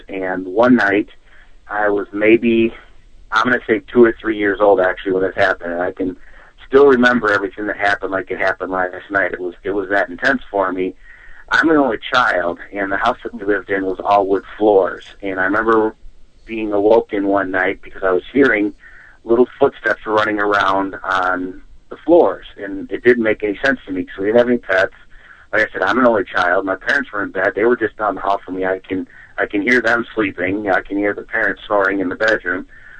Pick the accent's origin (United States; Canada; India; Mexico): United States; Midwest; I have to say, I'm born and raised in the Midwest, but I'm actually a San Diego Charger fan